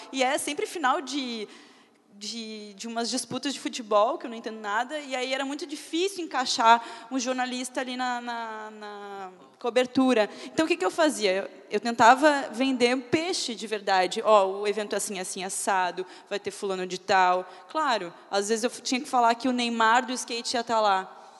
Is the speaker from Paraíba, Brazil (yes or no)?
no; Porto Alegre, Rio Grande do Sul, Brazil; now in São Paulo, Brazil; Eu sou de Porto Alegre, mas moro em São Paulo.